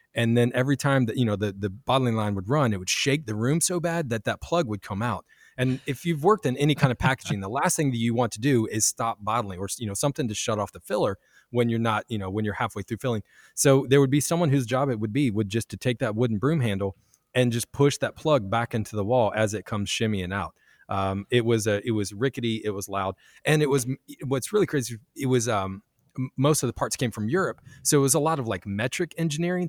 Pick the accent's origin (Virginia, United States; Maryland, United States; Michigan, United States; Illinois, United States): Virginia, United States; now in Kansas City, United States; Virginia, where I'm from